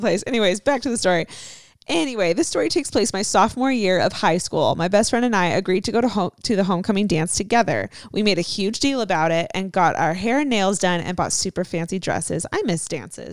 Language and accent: English; Southern California, United States; We're both from Southern California